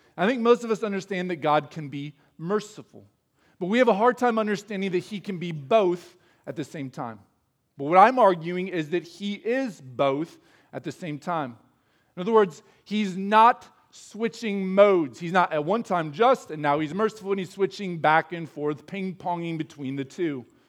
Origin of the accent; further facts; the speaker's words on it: Midwest, United States; as Midwesterners, we're not expected to show a lot of emotion